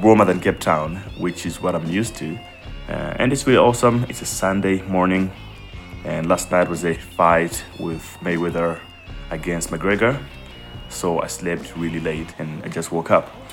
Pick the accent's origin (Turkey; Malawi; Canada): Malawi; I grew up in Malawi